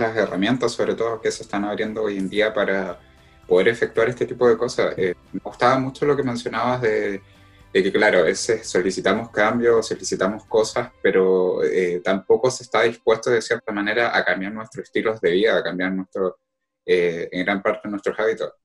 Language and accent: Spanish; Concepción, Biobío, Chile; de Concepción